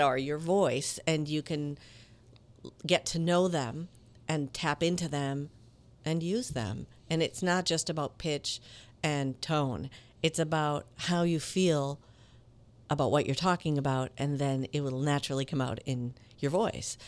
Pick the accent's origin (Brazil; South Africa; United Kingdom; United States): United States; Minneapolis, Minnesota; moved away as an adult; also born or lived in Italy / Latin America / Miami; I grew up in Minneapolis